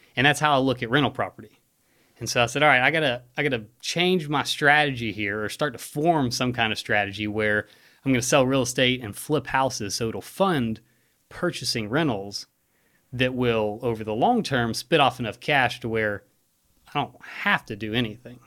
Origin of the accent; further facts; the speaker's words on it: Hoover, Alabama, United States; also born or lived in Bluff Park, Alabama; I grew up in Hoover, uh, Rachel and I live in Bluff Park now